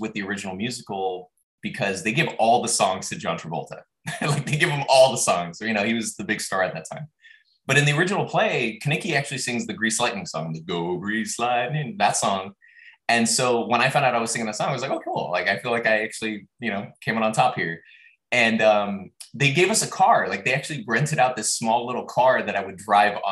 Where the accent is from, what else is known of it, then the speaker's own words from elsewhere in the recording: Los Angeles, California, United States; I grew up in Los Angeles and we had a large backyard